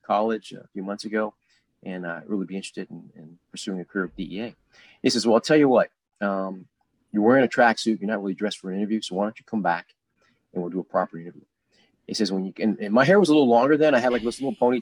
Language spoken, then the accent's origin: English; Cincinnati, Ohio, United States; moved away as an adult; also born or lived in Detroit, Michigan; where I grew up in Cincinnati